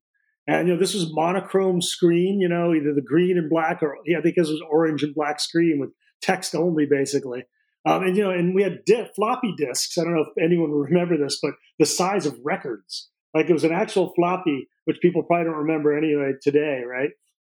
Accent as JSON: {"language": "English", "town": "Peoria", "region": "Illinois", "country": "United States", "tie": "born there", "said": "The easiest way to describe it is the city I was born in Illinois is called Peoria."}